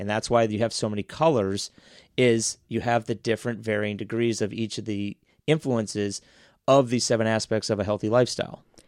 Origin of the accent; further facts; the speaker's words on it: Dublin, Ohio, United States; now in Columbus, United States; I grew up in Dublin